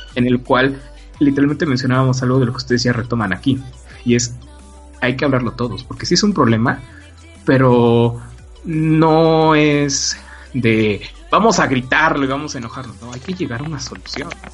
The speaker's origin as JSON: {"language": "Spanish", "country": "Mexico"}